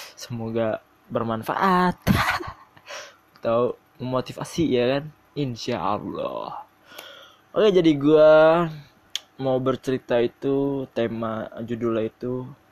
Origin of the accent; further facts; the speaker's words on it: South Tangerang, Banten, Indonesia; Gua asli Tangerang Selatan